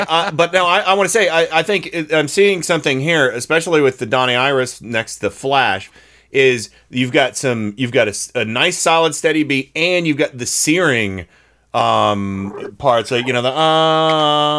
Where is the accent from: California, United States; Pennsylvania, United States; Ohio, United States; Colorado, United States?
Ohio, United States; I'm from Ohio